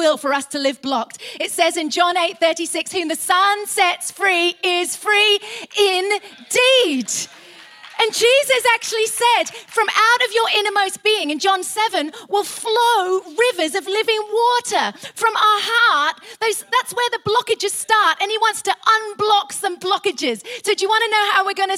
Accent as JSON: {"language": "English", "region": "England", "country": "United Kingdom", "said": "We're very English."}